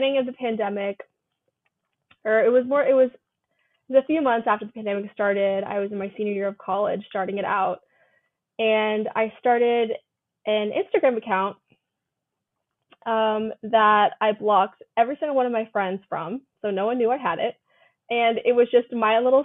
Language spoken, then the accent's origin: English; Northern Virginia, United States; moved away as an adult; also born or lived in Hawaii; I'm from Northern Virginia, so the DC area.